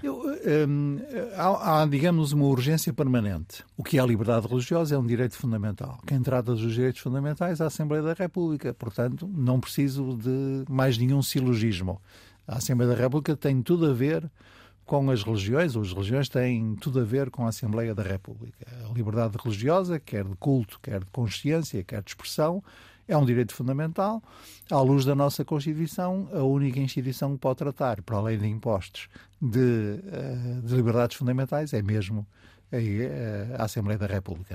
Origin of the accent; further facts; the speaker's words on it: the North, Northern Portugal, Portugal; eu sou do Norte, de uma família conservadora do Norte